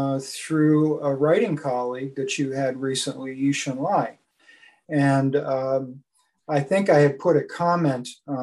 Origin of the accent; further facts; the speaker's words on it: New Haven, Connecticut, United States; I grew up in, I was born in New York City, but we moved to Connecticut. My dad was transferred up to Connecticut for work. So my first 18 years I spent in New Haven